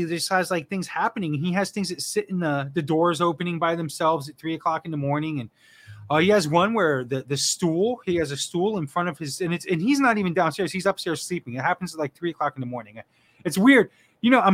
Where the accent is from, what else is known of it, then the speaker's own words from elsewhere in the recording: South Florida, United States; moved away as an adult; now in New England, United States; I was born and raised in South Florida. Lived there my whole life